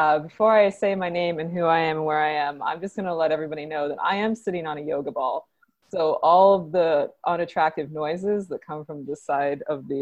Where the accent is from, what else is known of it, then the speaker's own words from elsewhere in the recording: upstate New York, United States; moved away as an adult; now in Los Angeles, United States; I'm actually from upstate New York, but I've been in Los Angeles for 12 years riding mopeds.